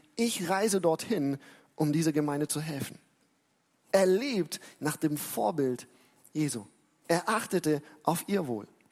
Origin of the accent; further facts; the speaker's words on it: Germany; für uns als Deutsche